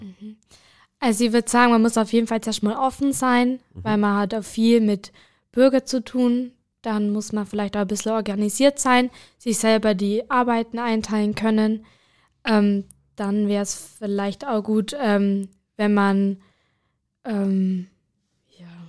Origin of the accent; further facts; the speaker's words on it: Bad Hindelang, Bavaria, Germany; Von Hindelang